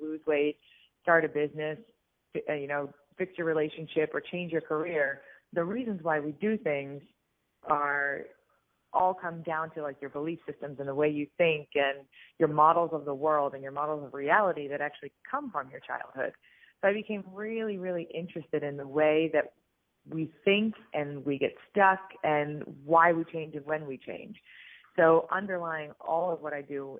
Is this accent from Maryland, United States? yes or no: no; Pittsburgh, Pennsylvania, United States; I actually grew up in Pittsburgh, Pennsylvania, where I live now